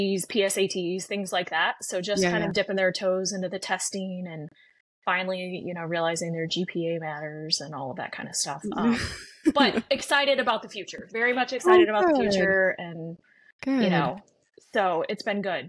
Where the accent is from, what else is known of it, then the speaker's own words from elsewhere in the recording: Chicago, Illinois, United States; moved away as an adult; also born or lived in Nashville, Tennessee; now in Tennessee, United States; I ended up growing up in Chicago, like really growing up in Chicago